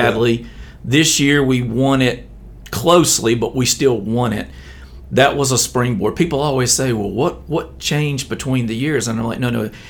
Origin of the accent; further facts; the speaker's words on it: Elba, Alabama, United States; I grew up in Elba